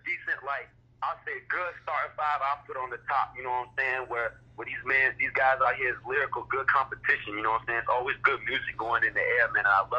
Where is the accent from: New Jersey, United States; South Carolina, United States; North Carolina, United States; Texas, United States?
North Carolina, United States; Moyock; also born or lived in Greenville, North Carolina; From Moyock, North Carolina, man, right on the border of Virginia.